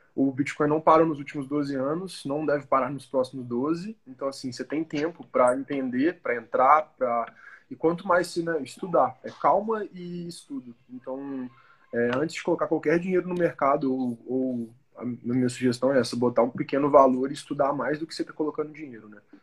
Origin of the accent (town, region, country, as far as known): Brazil